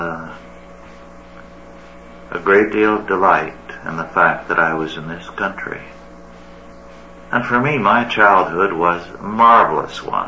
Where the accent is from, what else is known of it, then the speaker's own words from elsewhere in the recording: California, United States; also born or lived in New York; we moved from New York when I was 6 weeks old, settled in a California farming community